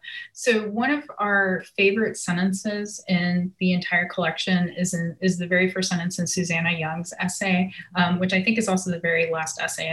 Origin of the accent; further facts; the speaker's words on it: Nashville, Tennessee, United States; Because I'm originally from Nashville, I'd have to say like the kind of evolution of Nashville in the past few years has definitely been a little baffling to me.